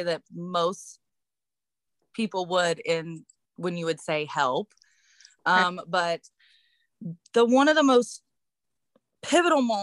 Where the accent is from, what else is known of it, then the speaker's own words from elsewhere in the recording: West Virginia, United States; So I'm from West Virginia